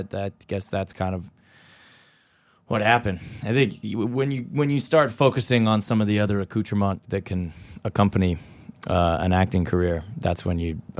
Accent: California, United States; I'm from California.

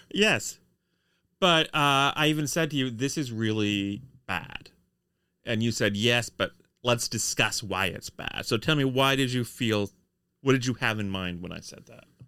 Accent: United States; we're Americans

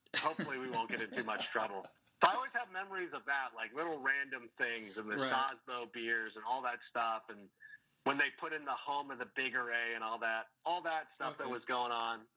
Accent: Corona, California, United States; also born or lived in Chicago, Illinois / Fullerton, California; I was born in Chicago. I lived there until I was in about 4 or 5. The math gets a little bit fuzzy, but for as long as I can remember, I've been living in Southern California. I grew up in Corona, California

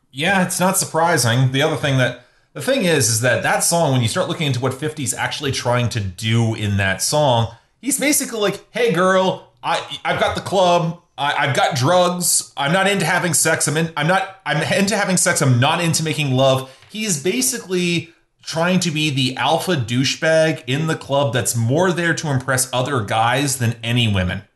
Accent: Canadian Midwest, Canada; even though I'm from the Midwest, I'm from the Canadian Midwest

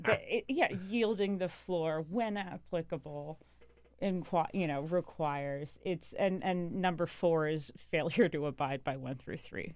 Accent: North Carolina, United States; I grew up in North Carolina

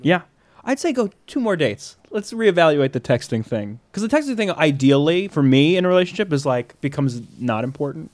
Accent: Long Island, New York, United States; my, my hometown on Long Island

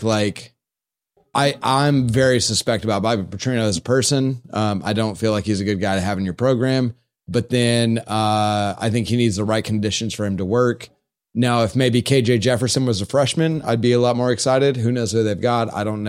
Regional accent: Stuttgart, Baden-Württemberg, Germany; from Stuttgart.

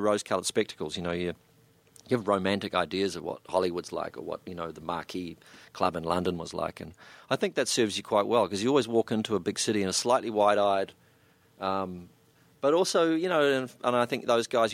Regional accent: New Zealand; also born or lived in Melbourne, Australia; I'm a New Zealander. I live in Auckland

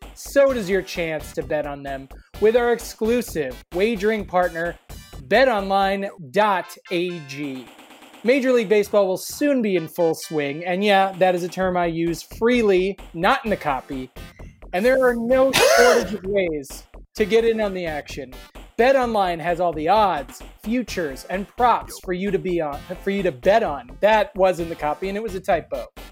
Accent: Kansas, United States; I'm from Kansas

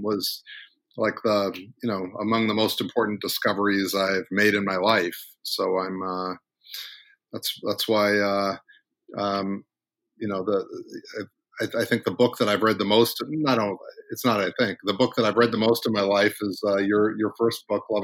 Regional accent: Missouri, United States; moved away; also born or lived in Washington, D.C. / Cambridge, Massachusetts; my home state of Missouri

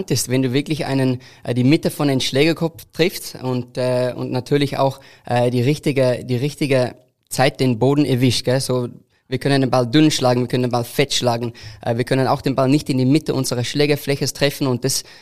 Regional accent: South Africa; German is a second language; Ja, so bei uns in Südafrika natürlich ist das äh, ein großer Golfsport. Äh, mein Großvater war die Präsident von einem Golfclub unten in Südafrika und hat mich zu diesem wunderschönen äh, Sport gebracht.

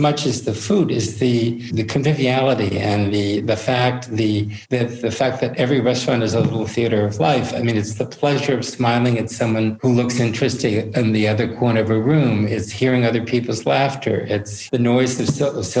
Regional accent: United States; moved away as an adult; now in Paris, France; I'm American

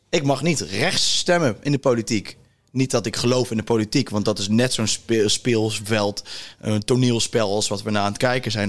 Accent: South Africa; Dutch is a second language; also born or lived in Cape Town; now in Netherlands; ik ben in Zuid-Afrika

